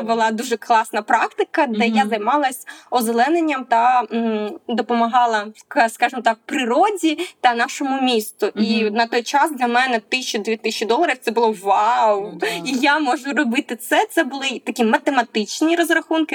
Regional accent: Mykolaiv, Mykolaiv Oblast, Ukraine; Я сама з міста Миколаєва

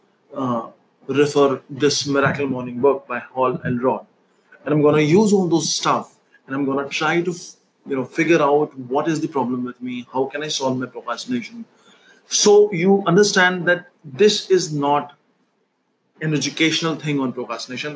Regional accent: New Delhi, Delhi, India; I'm from New Delhi.

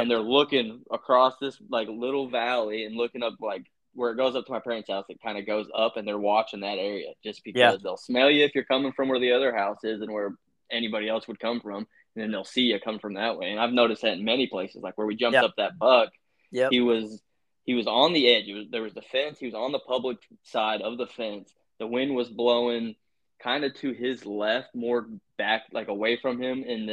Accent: Utah, United States; born there; I was like, dude, because I was born in Utah, so I've never like hunted them

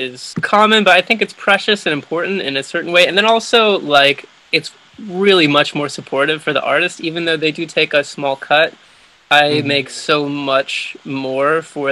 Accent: near the Montana border, Wyoming, United States; moved away; I grew up in Wyoming, near the Montana border.

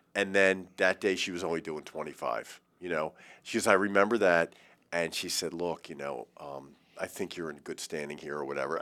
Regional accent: Baltimore, Maryland, United States; I'm from Baltimore

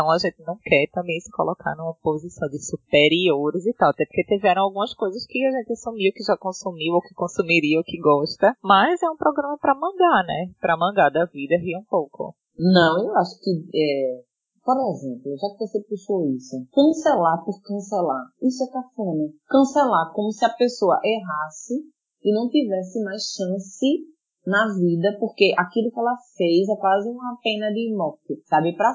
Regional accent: Recife, Pernambuco, Brazil; moved away as an adult; now in Lisbon, Portugal; minha cidade natal, que é o Recife.

